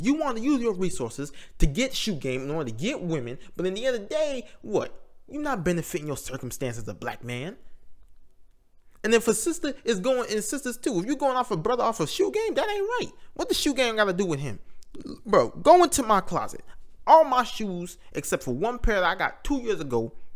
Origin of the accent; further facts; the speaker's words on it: United States; We may not claim America, but we live here.